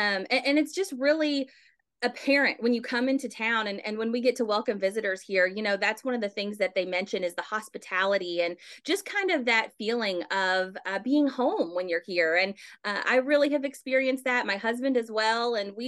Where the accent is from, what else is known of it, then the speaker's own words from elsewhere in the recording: LaGrange, Kentucky, United States; Originally, I'm from Oldham County, so grew up in LaGrange, and yeah, so not too far from home, but have kind of lived all over since then, and I'm really glad to now call Hopkinsville home.